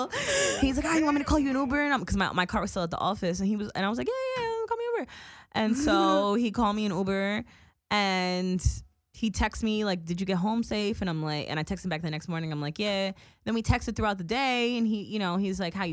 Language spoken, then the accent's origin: English; New York, United States; moved away; we're from New York